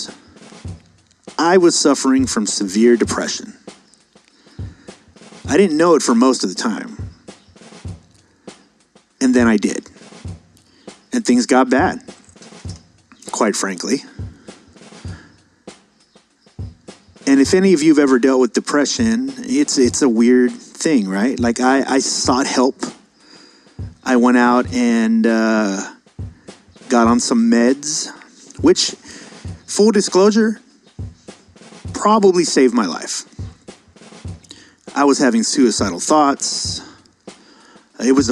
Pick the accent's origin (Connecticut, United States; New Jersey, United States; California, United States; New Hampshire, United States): California, United States; San Diego; I'm from San Diego.